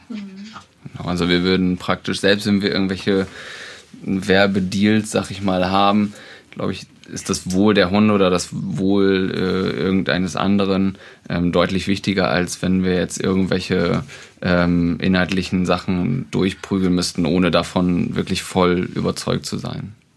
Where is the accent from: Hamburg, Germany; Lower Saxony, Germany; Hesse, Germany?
Lower Saxony, Germany; Oldenburg; wir kommen aus Oldenburg